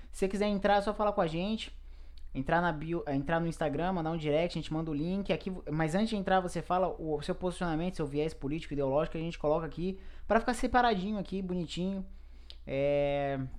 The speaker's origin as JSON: {"language": "Portuguese", "country": "Brazil", "said": "Eu, eu, eu, eu, sou brasileiro, né?"}